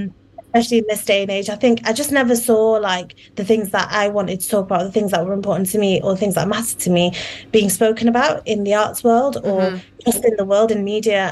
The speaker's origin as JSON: {"language": "English", "country": "United Kingdom", "tie": "born or raised there", "said": "a British Muslim Bengali woman who's grown girl who's grown up in in the UK"}